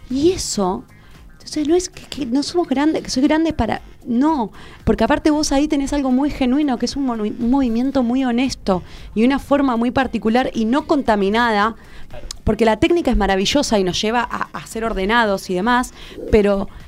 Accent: Argentina; no yo soy más argentina que el colectivo, no sé

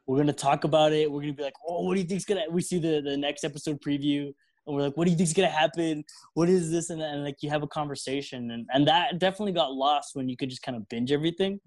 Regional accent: El Paso, Texas, United States; we're all here from El Paso. All we know is Mexican life

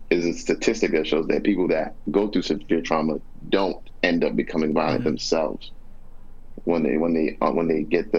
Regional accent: New York, United States; I'm from New York.

